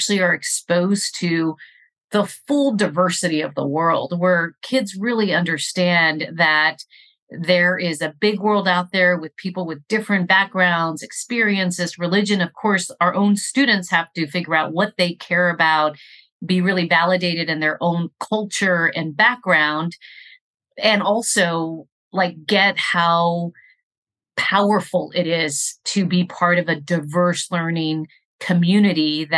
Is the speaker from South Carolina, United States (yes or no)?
no; Rio Grande Valley, Texas, United States; I grew up in the Rio Grande Valley, and in my community, we have a population that is predominantly Mexican-American.